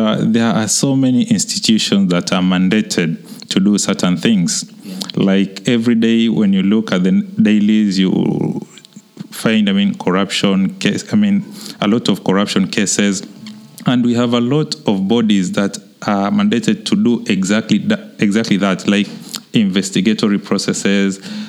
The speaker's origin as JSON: {"language": "English", "region": "Kwale County", "country": "Kenya", "said": "I'm from Kwale."}